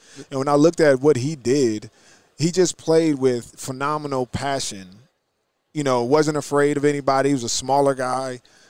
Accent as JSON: {"language": "English", "region": "New Jersey", "country": "United States", "said": "Well, I'm from New Jersey."}